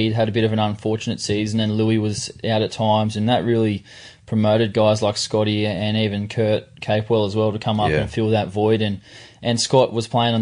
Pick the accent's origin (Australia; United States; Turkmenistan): Australia; Yarrawarra, the Shire, New South Wales; also born or lived in Caringbah; I grew up in Yarrawarra. I was born in Sutherland Hospital at Caringbah